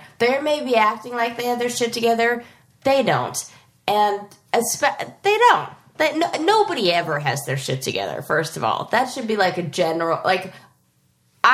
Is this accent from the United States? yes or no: yes; Los Angeles, California, United States; I was born in Los Angeles, like proper, like Santa Monica Hospital